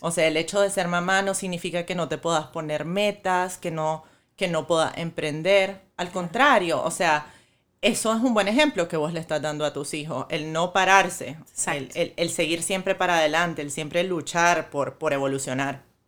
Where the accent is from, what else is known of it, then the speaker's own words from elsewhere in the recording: Nicaragua; moved away as an adult; now in Miami, United States; yo soy nicaragüense y vivo aquí desde hace cinco años.